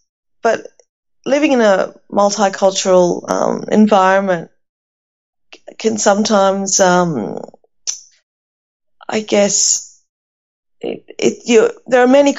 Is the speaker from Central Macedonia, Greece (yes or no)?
no; Athens, Attica, Greece; now in Australia; And where I was born in Athens and grew up in a unit complex, an apartment, a small apartment.